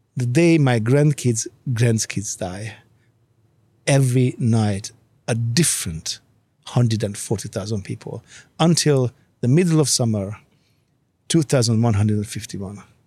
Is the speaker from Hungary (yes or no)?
yes; Hungary; English is a second language; moved away; I grew up in Hungary